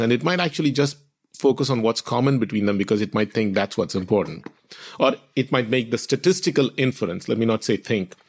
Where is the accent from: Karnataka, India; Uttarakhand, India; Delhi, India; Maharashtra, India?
Maharashtra, India; moved away; My family is ethnically Tamil. grew up in Maharashtra, where a lot of my immediate friends spoke Marathi.